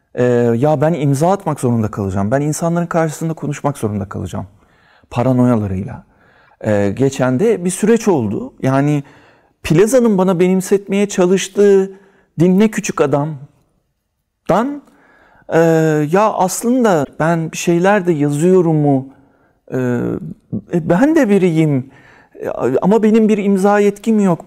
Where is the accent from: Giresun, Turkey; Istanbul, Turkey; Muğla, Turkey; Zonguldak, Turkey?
Istanbul, Turkey; İstanbul Üsküdar doğumluyum